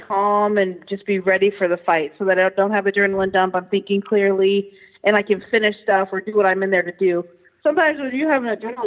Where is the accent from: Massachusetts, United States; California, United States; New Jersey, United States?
California, United States; Stockton; also born or lived in Miami, Florida; I grew up in Stockton, California. And lived here my whole life